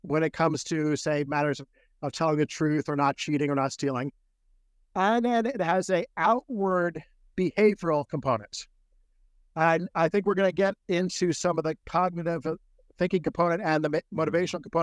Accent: Maryland, United States; that's where I was born.

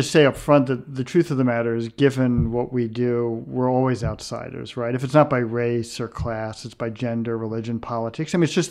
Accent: New York City, New York, United States; I grew up in a very integrated community. I grew up on the West Side of New York in the 1960s, very different West Side than it is today.

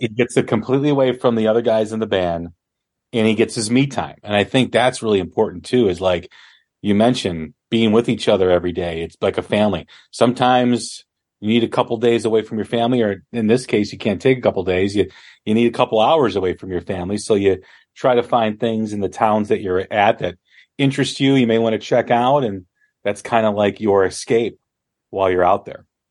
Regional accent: Des Plaines, Illinois, United States; I grew up in Displains, Illinois

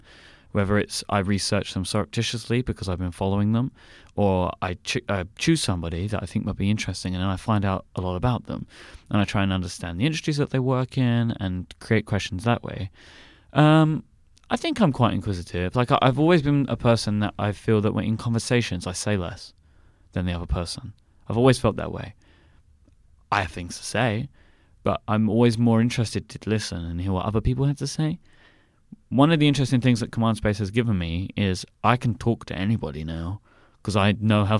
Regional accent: United Kingdom; I have a great benefit that I'm British, and you'll probably ask me a question about this, so I won't go into it anymore.

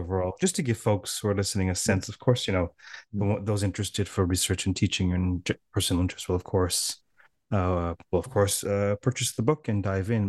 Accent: Toronto, Ontario, Canada; I'm from Toronto

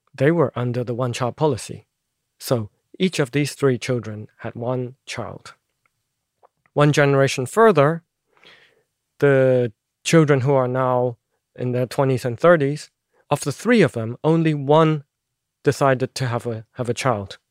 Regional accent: Hong Kong; now in Brussels, Belgium; Because I'm from Hong Kong, I do have a, a Chinese passport.

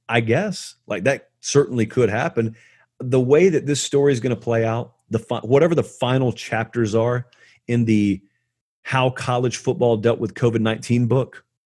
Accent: Harris County, Georgia, United States; I was from Harris County, which is just north of Columbus

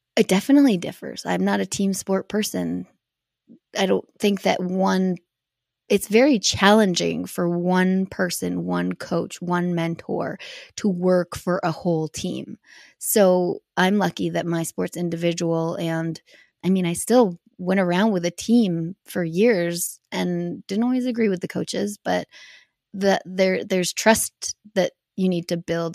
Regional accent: Canada; also born or lived in United States; representing Canada at, like, World Cups and World Championships and just being Canadian

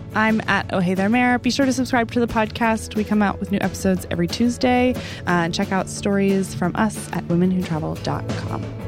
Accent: Dallas, Texas, United States; moved away; the last couple times that I've gone home to Dallas

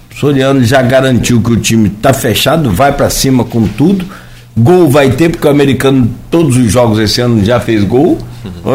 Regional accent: Italva, Rio de Janeiro, Brazil; Eu não nasci em Campos, nasci em Itaúva

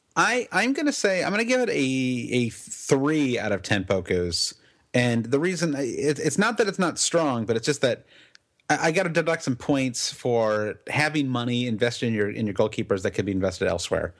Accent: United States; as an American

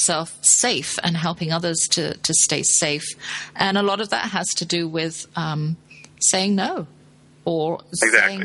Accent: the South, United States; We're from the South, you know, so my husband's a Southern gentleman

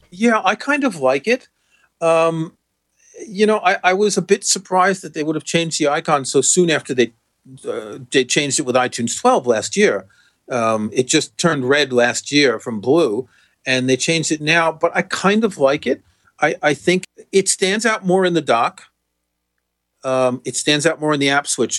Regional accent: New York City, New York, United States; I grew up in Jamaica Estates

